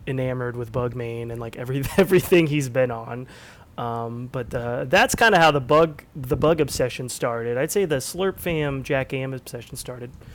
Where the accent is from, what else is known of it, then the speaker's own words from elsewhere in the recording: Southern California, United States; I was born in Southern California